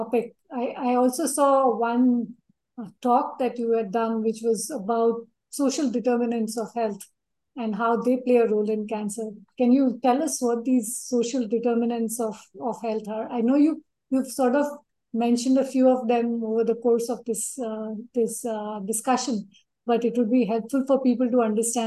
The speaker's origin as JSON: {"language": "English", "town": "Bikaner", "region": "Rajasthan", "country": "India", "tie": "born or raised there", "moved": "yes", "lives_now": "Hyderabad, India", "said": "my hometown called Bikaner"}